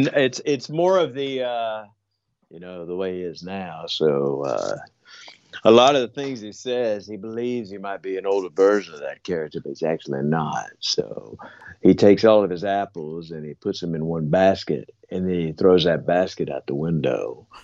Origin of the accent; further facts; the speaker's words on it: the South, United States; And the fact that I came from the South, but I don't necessarily have one of them Southern accents.